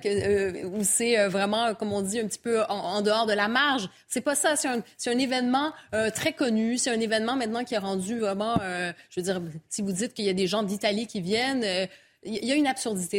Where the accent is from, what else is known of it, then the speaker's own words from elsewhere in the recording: Montreal, Quebec, Canada; je viens de Montréal